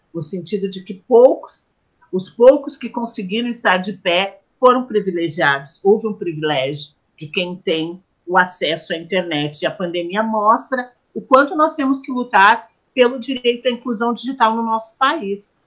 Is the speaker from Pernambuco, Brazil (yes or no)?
no; Porto Alegre, Rio Grande do Sul, Brazil; nascida e criada em Porto Alegre, Rio Grande do Sul